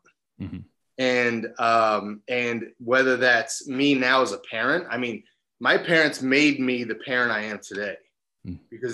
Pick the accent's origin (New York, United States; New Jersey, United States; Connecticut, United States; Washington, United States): New Jersey, United States; moved away as an adult; also born or lived in California; I'm a Jersey boy, born and raised in New Jersey